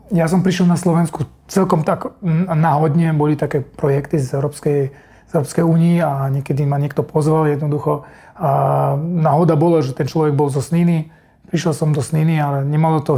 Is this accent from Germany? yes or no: yes; Germany; Slovak is a second language; moved away as an adult; also born or lived in Russia / Kazakhstan; now in Slovakia; ja som z Nemecka, tam som vyrastal, uh, chodil som tam do školy, narodený som v Rusku, Eh, žil som tam 6 rokov, 2 roky Kazachstan, mm. také je to dosť mešané celé.